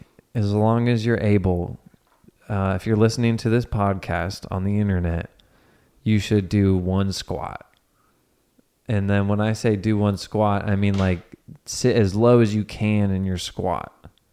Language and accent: English; Cincinnati, Ohio, United States; I'm from Cincinnati, and like in Cincinnati, people will call it pop.